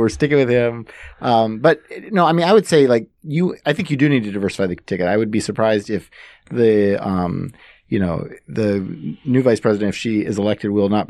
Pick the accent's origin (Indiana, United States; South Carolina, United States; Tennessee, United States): South Carolina, United States; Jim Clyburn, who's from my home state